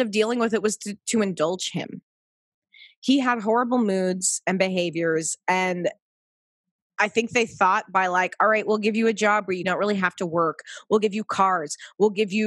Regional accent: Pacific Northwest, United States; moved away; also born or lived in East Coast, United States; I lived back east for a decade. I consider myself in some form a little bit of a New Yorker, but I was born in the Pacific Northwest

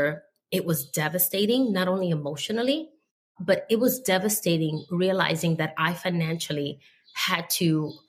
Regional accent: New York City, New York, United States; being from the South Bronx

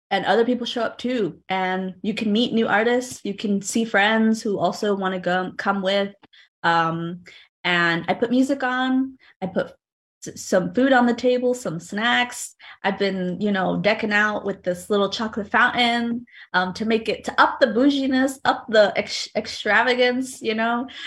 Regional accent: New Haven, Connecticut, United States; When I was growing up in Fairhaven, um, I lived, or I still live about three blocks, three or four blocks away from a rector square.

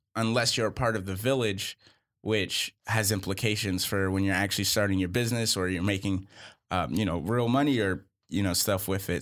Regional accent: Charlotte, North Carolina, United States; also born or lived in Boston; I'm originally from Boston, and I grew up in Charlotte

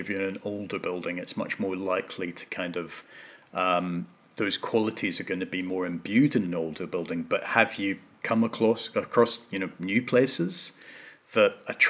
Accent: Hong Kong; I was brought up in Hong Kong. And we were living in this building called Green Lane Hall.

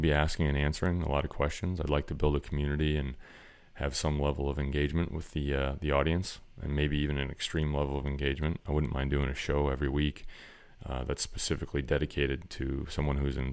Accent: Wisconsin, United States; the culture of the place I grew up in Wisconsin

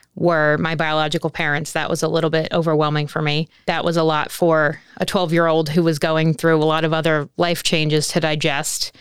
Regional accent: New Jersey, United States; I'm from New Jersey

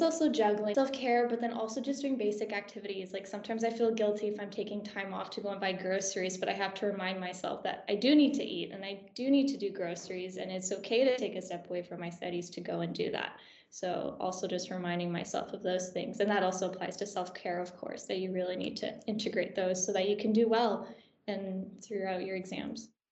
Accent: Canada; moved away as an adult; now in Aberdeen, United Kingdom; I'm from Canada, so I'm an international student

